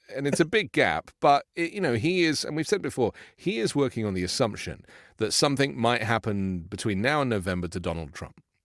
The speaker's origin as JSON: {"language": "English", "country": "United Kingdom", "moved": "yes", "said": "from my home country"}